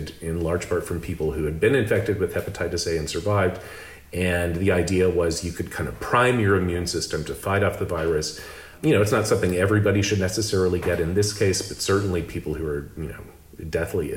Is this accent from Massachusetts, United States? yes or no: no; Lubbock, Texas, United States; moved away; also born or lived in Austin, Texas / Boston / Singapore; I grew up in Lubbock, Texas